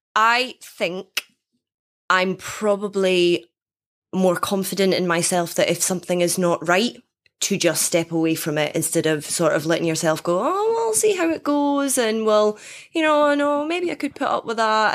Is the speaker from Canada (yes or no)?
no; Dundee, Scotland, United Kingdom; born or raised there